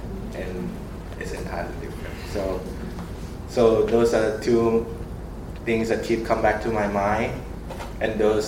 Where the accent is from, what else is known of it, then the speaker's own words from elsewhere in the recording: Thailand; first language Thai; English is a second language; now in United States; I'm from Thailand.